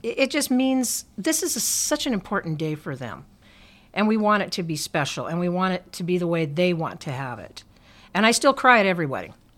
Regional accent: Billings, Montana, United States; I'm originally from Billings. My family goes way back here, three, four generations

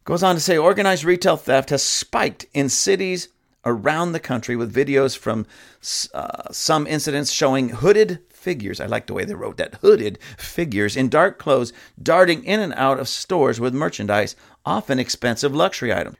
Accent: Lancaster, California, United States; my own hometown, Palmdale, Lancaster, or actually in my hometown, Lancaster

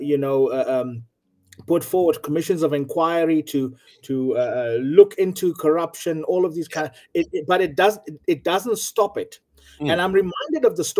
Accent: South Africa; here in South Africa

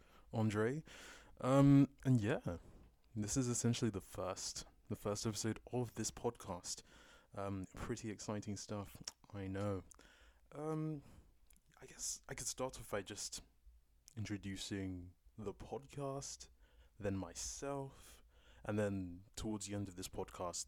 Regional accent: London, United Kingdom; I'm a Londoner, born and raised, born in East London, raised in North London

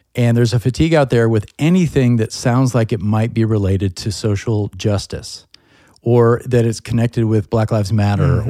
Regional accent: United States; as an Irish American, European American, I'm proud of my country

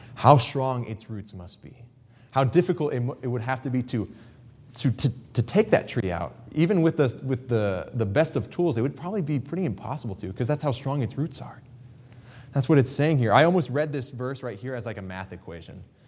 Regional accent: Kansas, United States; I grew up in Kansas

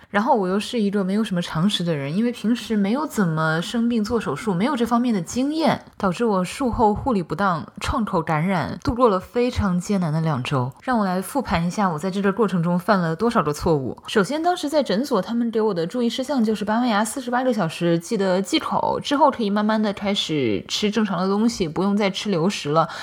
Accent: China; now in United States; 我们中国人的忍痛能力

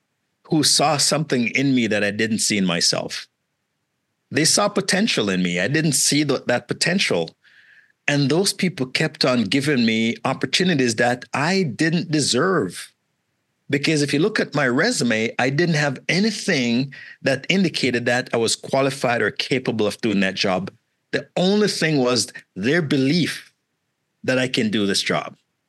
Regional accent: Malvern, Ontario, Canada; I didn't even know what Bay Street was because I grew up in Malvern. Malvern is where I spent that. I came at 16 until this point.

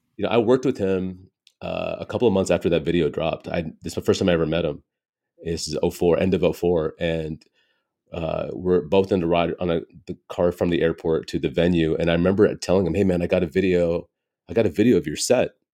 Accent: United States; born and raised in America

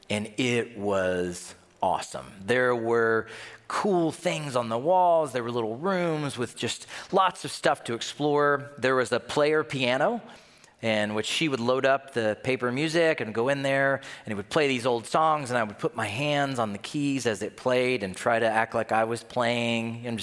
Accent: the South, United States; Yes, I'm from the South, and yes, we say aunt, not aunt.

